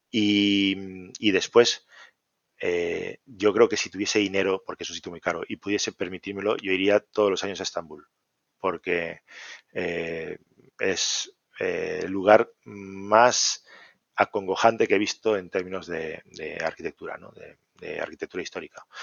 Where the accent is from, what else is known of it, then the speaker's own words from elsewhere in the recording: Santiago de Compostela, Galicia, Spain; born there; Galicia no hay ningún sitio que me disguste. Tenemos la suerte de, de tener una geografía espectacular. yo nací en Santiago, así que te voy a decir dos